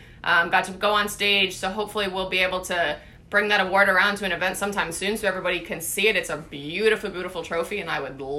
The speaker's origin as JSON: {"language": "English", "town": "Davenport", "region": "Florida", "country": "United States", "tie": "born or raised there", "said": "Right in my hometown."}